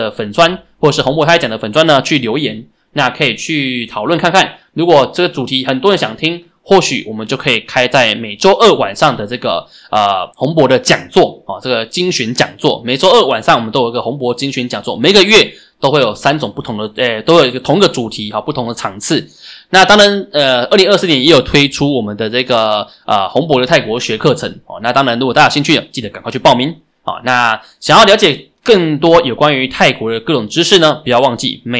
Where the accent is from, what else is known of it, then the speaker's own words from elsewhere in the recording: Taiwan; 也是值得我们台湾人学习的部分。